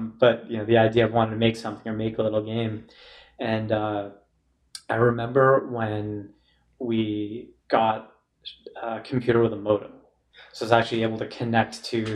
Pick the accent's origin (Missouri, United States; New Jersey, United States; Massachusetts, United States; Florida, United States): Massachusetts, United States; Lynnfield; 15 or 20 minutes north of Boston in Linfield. My mom actually still lived there as of a month ago